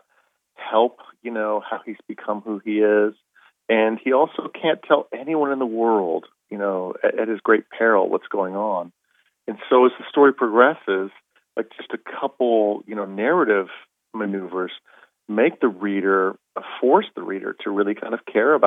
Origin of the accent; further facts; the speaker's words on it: Arizona, United States; I grew up in Arizona